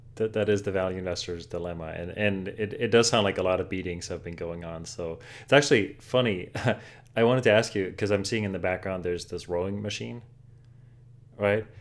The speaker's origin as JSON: {"language": "English", "country": "Germany", "tie": "born or raised there", "moved": "yes", "lives_now": "New York, United States", "said": "I grew up in Germany"}